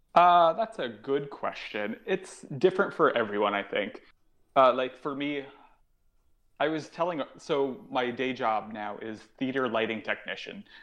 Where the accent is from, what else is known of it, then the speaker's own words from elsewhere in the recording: New Haven, Connecticut, United States; moved away as an adult; now in New York, United States; an improv show that was coming to my hometown. I'm from New Haven, Connecticut